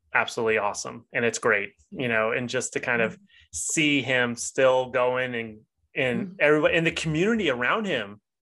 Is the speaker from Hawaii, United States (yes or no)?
yes; Hawaii, United States; It is embarrassing to say that as a Hawaiian, but deep water is very scary for me.